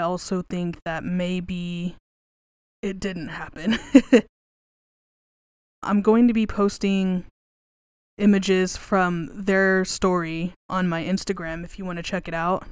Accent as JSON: {"language": "English", "region": "West Texas", "country": "United States", "tie": "born or raised there", "said": "I grew up in West Texas"}